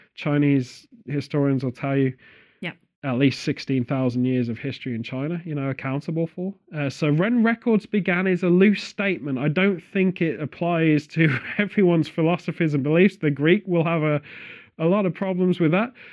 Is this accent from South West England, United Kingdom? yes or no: no; Stratford-upon-Avon, West Midlands, United Kingdom; Stratford-upon-Avon, which is my hometown